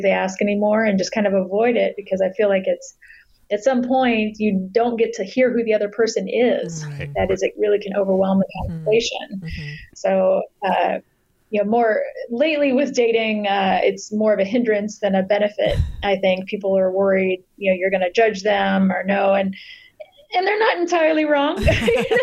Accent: Southeast Texas, United States; I was raised in Southeast Texas in a pretty conservative family

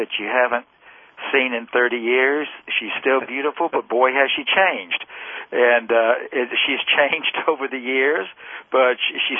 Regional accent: Memphis, Tennessee, United States; moved away as an adult; also born or lived in Murray, Kentucky; We were in Murray for 9 years, and I'm originally from Memphis, my wife and I both, so we're back home again

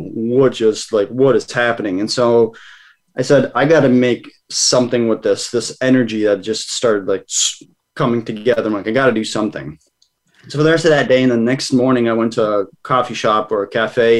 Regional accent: Massachusetts, United States; also born or lived in Kazakhstan / Savannah, Georgia; I grew up here in Massachusetts in the States for the most part

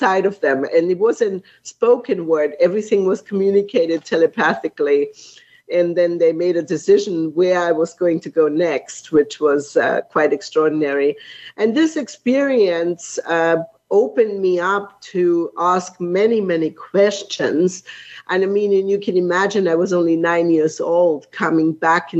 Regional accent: Markt Schwaben, Bavaria, Germany; moved away; I grew up in Munich, or outside of Munich, Germany, in a little village called Mark Schwaben.

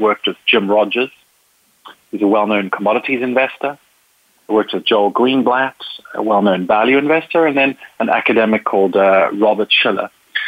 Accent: Zimbabwe; born there; also born or lived in South Africa / Spain / England; I was born in Africa. Well, I was actually born in Zimbabwe. I lived in South Africa and Spain and England. And, you know, my family is English.

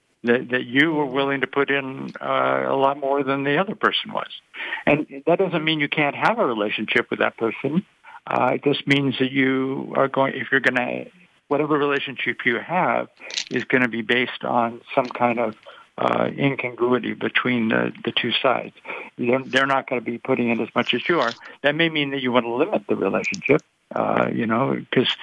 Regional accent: Long Beach, California, United States; I was from the Long Beach area

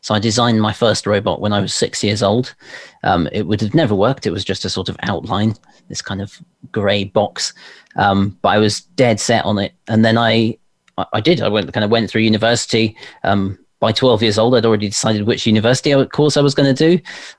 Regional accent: London, United Kingdom; born there; accent: RP; I was born in London, and as you say, my family were all actors, so I think I sort of just kept the RP type twang

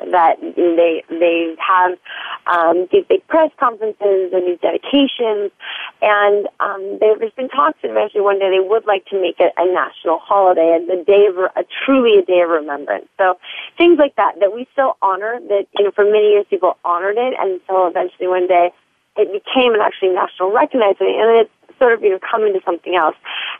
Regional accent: United States; also born or lived in California

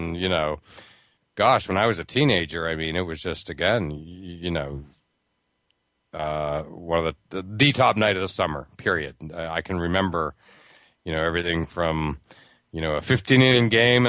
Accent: Pittsburgh, Pennsylvania, United States; I grew up near Pittsburgh.

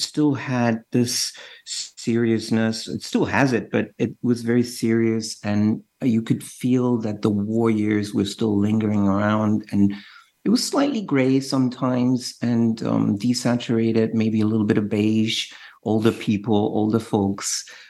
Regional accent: Düsseldorf, North Rhine-Westphalia, Germany; I was born in Dusseldorf uh, in Germany, West Germany

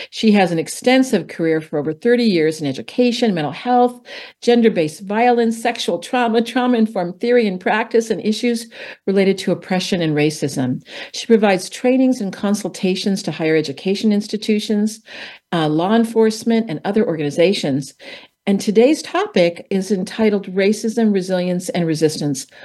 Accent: California, United States; We're both from California.

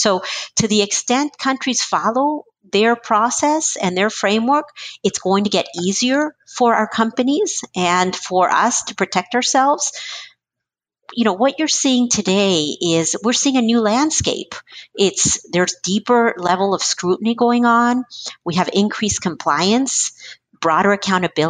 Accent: United States; also born or lived in Chile; I, as an American

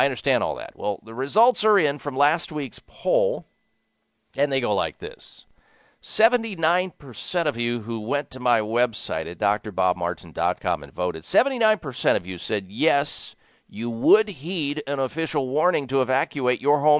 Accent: Midwest, United States; moved away; also born or lived in lower Caribbean; growing up in the Midwest in Tornado Alley.

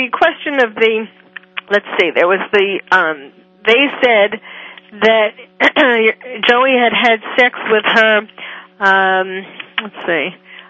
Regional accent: Long Island, New York, United States; I grew up on Long Island, and I went to Stony Brook

